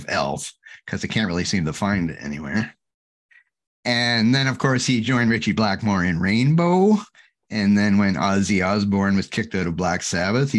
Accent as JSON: {"language": "English", "region": "Ontario", "country": "Canada", "said": "I'm from Ontario in Canada."}